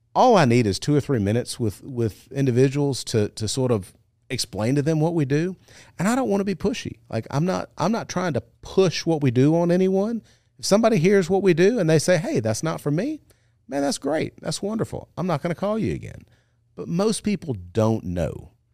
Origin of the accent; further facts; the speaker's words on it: Monroe, Louisiana, United States; now in Baton Rouge, United States; I grew up in Monroe